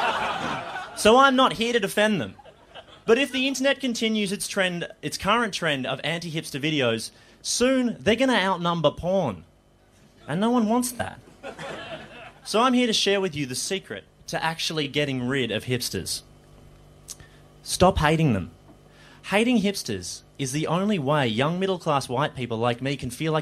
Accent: Melbourne, Victoria, Australia; I grew up in Melbourne.

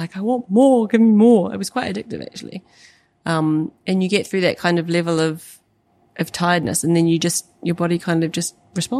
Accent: New Zealand; moved away; growing up in New Zealand

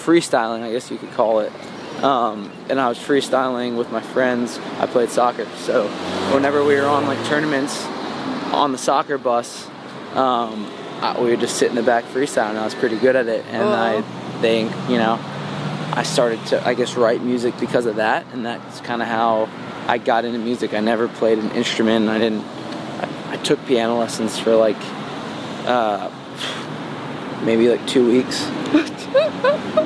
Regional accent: Harlemville, New York, United States; born or raised there

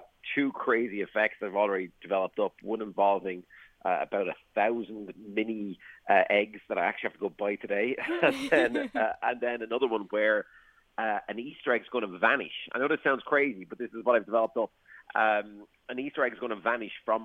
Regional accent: Waterford, Munster, Ireland; I come from Waterford

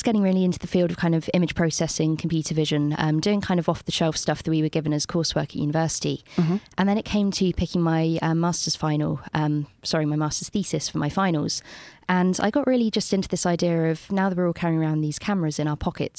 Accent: London, United Kingdom; also born or lived in Bristol; I went back to London and they asked me if I was from Bristol.

